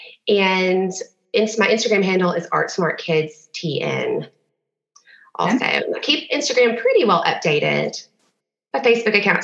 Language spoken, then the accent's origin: English; Memphis, Tennessee, United States; moved away as an adult; also born or lived in Knoxville; now in Nashville, United States; I'm from Memphis originally